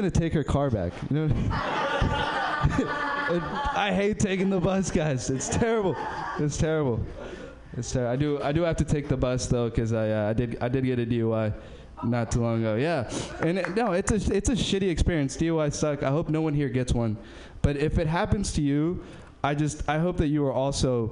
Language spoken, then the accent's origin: English; Berkeley, California, United States; I'm from Berkeley